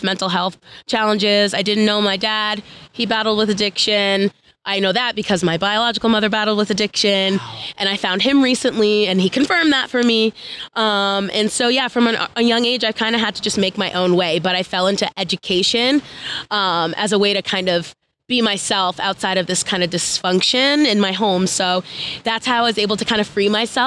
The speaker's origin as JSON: {"language": "English", "area": "Long Island", "region": "New York", "country": "United States", "said": "I'm 27, and I'm from Long Island, New York"}